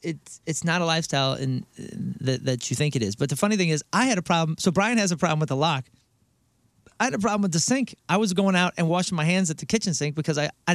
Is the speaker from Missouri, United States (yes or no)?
yes; St. Louis, Missouri, United States; we're from St. Louis.